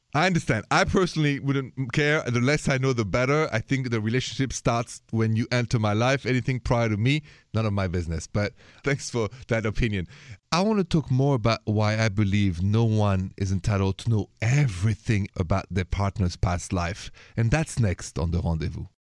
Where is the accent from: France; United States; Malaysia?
France; accent: French; My accent is French